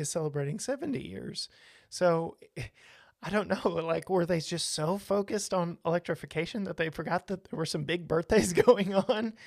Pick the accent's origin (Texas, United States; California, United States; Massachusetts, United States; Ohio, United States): Texas, United States; I was born and raised in Texas.